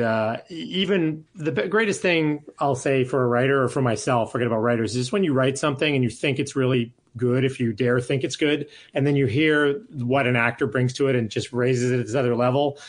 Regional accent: Calgary, Alberta, Canada; moved away; I'm from Calgary

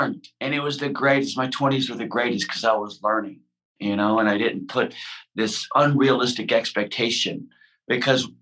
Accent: Houston, Texas, United States; I come from Houston, Texas, right? So it wasn't necessarily an environment of like, you know, follow your creative passions.

